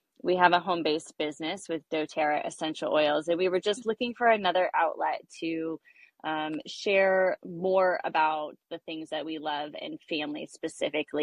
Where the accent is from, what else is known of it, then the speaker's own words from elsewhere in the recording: Westlake Village, California, United States; also born or lived in Thousand Oaks, California; I'm from Westlake Village, California. I've grown up here my whole life, lived in Thousand Oaks basically my whole life